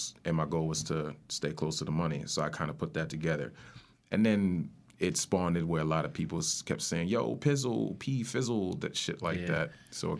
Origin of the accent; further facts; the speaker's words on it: Spring Valley, New York, United States; also born or lived in Bronx, United States; I grew up in Rockin' County. Okay. Spring Valley, to be specific. I was born in the Bronx, and I was raised out in Rockland.